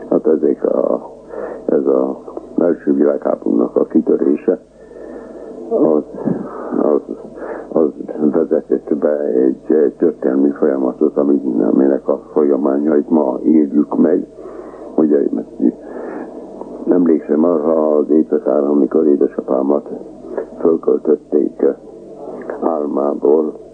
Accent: Transdanubia, Hungary; accent: Transdanubian; first language Hungarian; Magyar vagyok, mert Magyarország a szülőföldem, és mert az anyanyelvem, de legalábbis az apanyelvem és iskolai nyelvem a magyar.

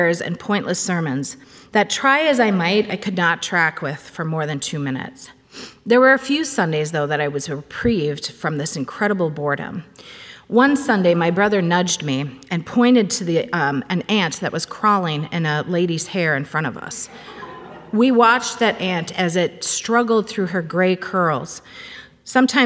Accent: Cambridge, Minnesota, United States; born or raised there

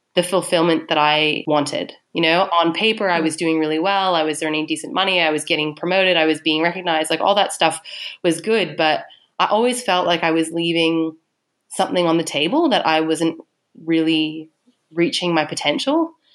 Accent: Canada; moved away as an adult; now in Melbourne, Australia; I'm Canadian

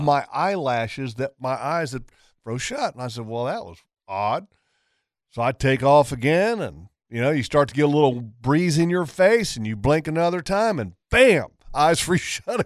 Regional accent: Virginia, United States; my dad's from Virginia, you know, where I was raised at.

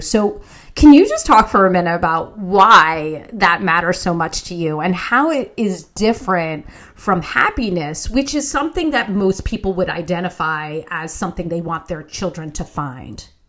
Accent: West Orange, New Jersey, United States; West Orange, New Jersey, my hometown

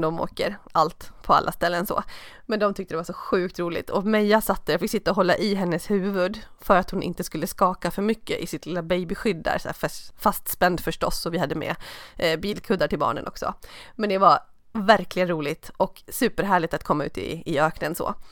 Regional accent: Stockholm, Stockholm County, Sweden; skidåkande stockholmare

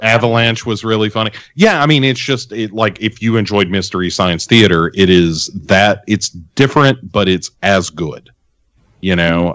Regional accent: Clarksville, Tennessee, United States; I grew up in Clarksville, which is Uh, you know, I mean, right down the road from Adams, Tennessee

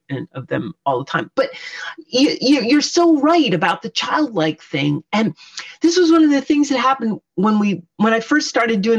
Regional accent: Poughkeepsie, New York, United States; moved away as an adult; we grew up in Poughkeepsie, New York, in a ordinary suburban raised ranch on a third of an acre

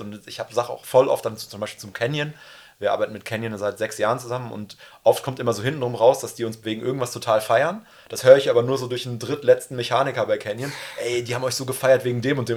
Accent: Münster, North Rhine-Westphalia, Germany; ich komme ja aus Münster

